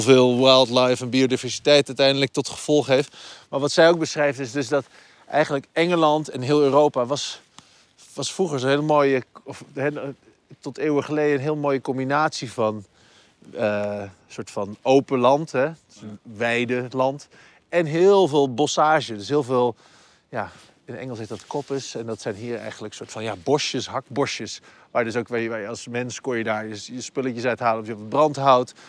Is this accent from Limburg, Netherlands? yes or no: no; Twente, Overijssel, Netherlands; moved away; ik ben opgegroeid in Twente op het platteland